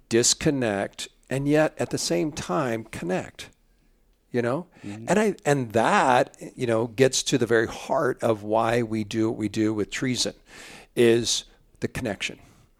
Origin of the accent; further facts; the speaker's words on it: Illinois, United States; I grew up in Central Illinois, and our family enjoyed the outdoors, and we went hunting, mostly small game, not too much big game hunting. Of course, I grew up in the 60s and the 70s.